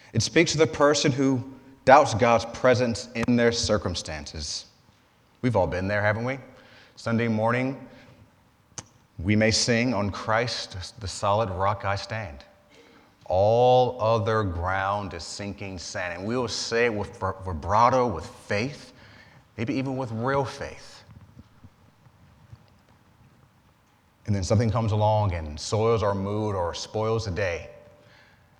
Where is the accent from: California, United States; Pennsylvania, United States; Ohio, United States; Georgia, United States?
Georgia, United States; moved away; I'm from Georgia